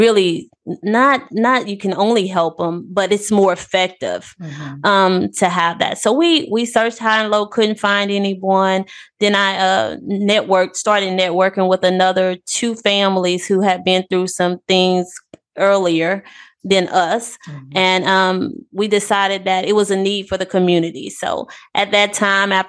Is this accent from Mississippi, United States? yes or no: yes; Pass Christian, Mississippi, United States; also born or lived in Gulfport, Mississippi; I'm a native of Past Christian